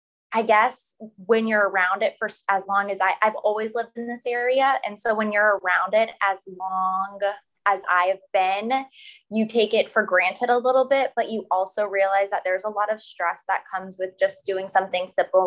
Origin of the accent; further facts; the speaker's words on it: Florida, United States; I just grew up in Florida